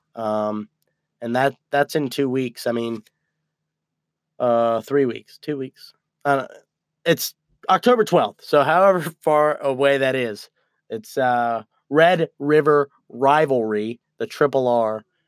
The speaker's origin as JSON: {"language": "English", "region": "Virginia", "country": "United States", "tie": "born or raised there", "said": "growing up in Virginia"}